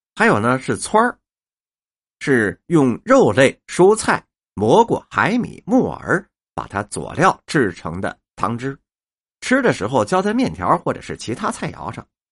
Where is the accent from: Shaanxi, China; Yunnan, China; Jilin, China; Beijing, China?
Beijing, China; 咱们北京人呐，爱吃面